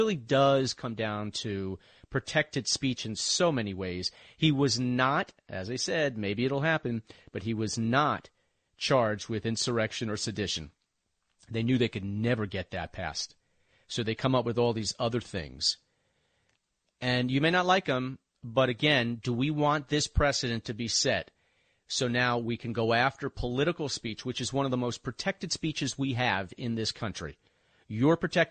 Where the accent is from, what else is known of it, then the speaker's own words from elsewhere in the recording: Westchester, New York, United States; I'm from Westchester